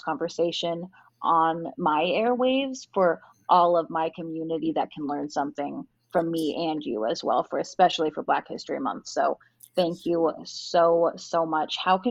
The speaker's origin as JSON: {"language": "English", "town": "Spokane", "region": "Washington", "country": "United States", "tie": "born or raised there", "said": "You know, I was the only black person in my family growing up in Spokane."}